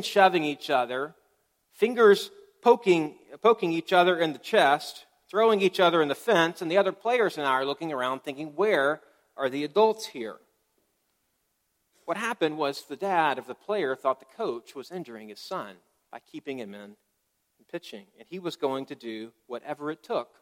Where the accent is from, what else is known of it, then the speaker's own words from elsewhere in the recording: Tuscaloosa, Alabama, United States; I grew up in Tuscaloosa